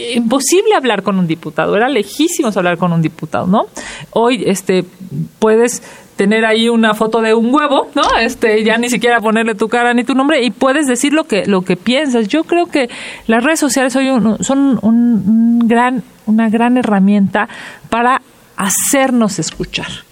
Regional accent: Mexico

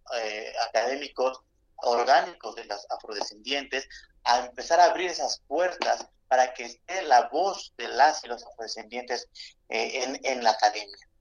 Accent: Mexico; no solamente somos eh, indígenas, no solamente somos afros, no solamente somos españoles.

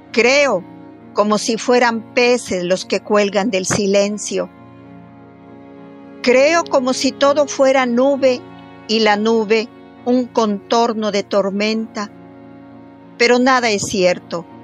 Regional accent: Orizaba, Veracruz, Mexico; moved away as an adult; also born or lived in Mexico City; now in Xalapa, Mexico; Yo soy oriunda de Orizaba, Veracruz, y estuve ahí estudiando hasta que terminé mis estudios universitarios. Viví en la ciudad de Orizaba. Yo soy ingeniero químico entonces, este, hay un campus de la Universidad Veracruzana allá. Yo ahora vivo en Jalapa.

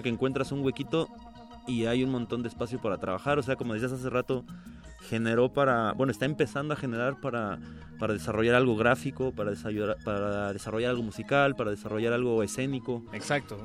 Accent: Ciudad Satélite, State of Mexico, Mexico; also born or lived in Del Valle, Mexico City; now in Mexico City, Mexico; yo crecí allá en en esas tierras donde no hay nada que hacer

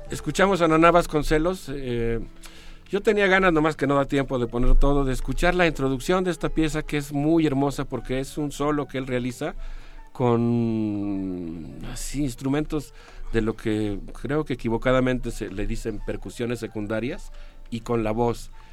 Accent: Mexico; México y nuestra universidad

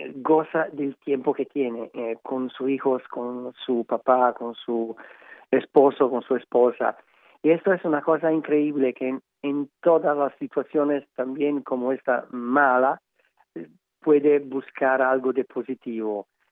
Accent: Emilia-Romagna, Italy; Spanish is a second language; yo como, como italiano

